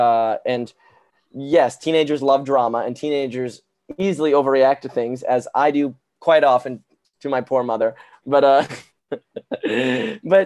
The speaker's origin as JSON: {"language": "English", "region": "New York", "country": "United States", "moved": "yes", "lives_now": "Vancouver, Canada", "said": "I'm from New York, so I'm used to cold"}